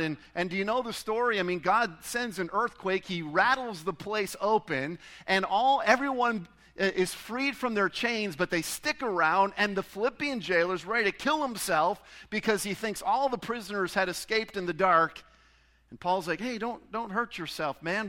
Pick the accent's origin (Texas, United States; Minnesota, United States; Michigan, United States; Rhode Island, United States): Michigan, United States; Pontiac; I was born in Pontiac, Michigan